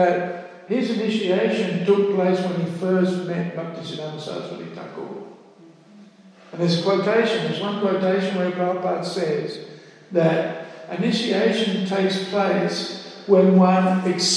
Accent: Australia; In Australia, we think we're free. We're Australian, we're free.

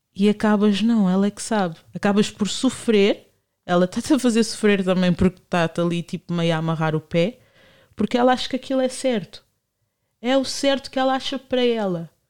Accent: Portugal; eu cresci em São Bento

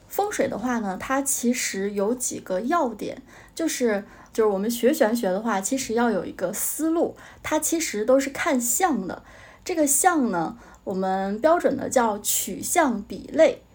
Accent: Jilin, China; 我是吉林的嘛，我是东北人，然后在我们家当地那边找了一个老师

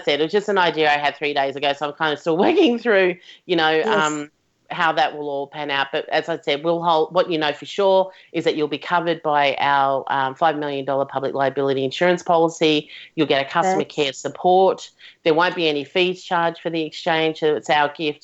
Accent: Melbourne, Victoria, Australia; So I'm from Melbourne

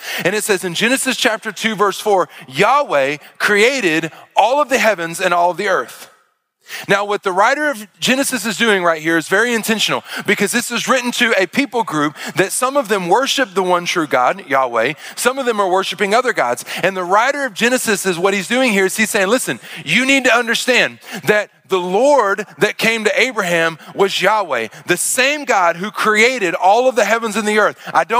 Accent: Arkansas, United States; and then you see me, and I tell you I'm from Arkansas, none of it makes sense.

